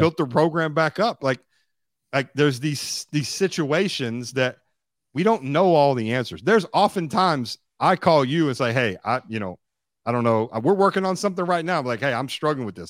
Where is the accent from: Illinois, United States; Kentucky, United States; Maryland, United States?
Kentucky, United States; Bowling Green; my hometown called Western Kentucky University